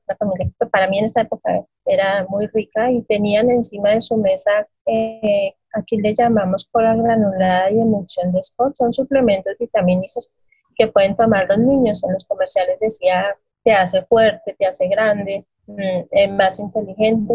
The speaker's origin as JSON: {"language": "Spanish", "region": "Boyacá", "country": "Colombia", "said": "Soy colombiana, soy de mm, eh, origen boyacense, es un departamento de Boyacá, aquí en el centro del país."}